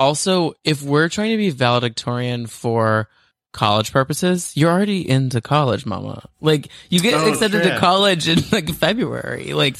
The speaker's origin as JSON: {"language": "English", "region": "Texas", "country": "United States", "tie": "born or raised there", "also_born_or_lived": "Boston", "moved": "as an adult", "said": "Growing up in Texas"}